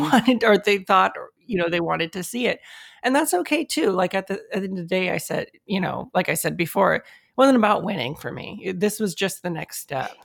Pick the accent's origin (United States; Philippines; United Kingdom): United States; Mexican American, I mean, I was born here in the States, and my, my parents were also born here in the States.